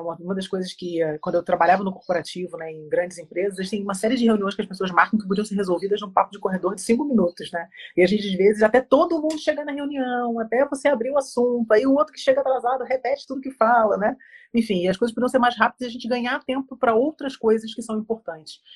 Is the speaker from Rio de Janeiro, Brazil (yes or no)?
yes; Rio de Janeiro, Brazil; now in Curitiba, Brazil; eu sou carioca, mas eu moro em Curitiba há 16 anos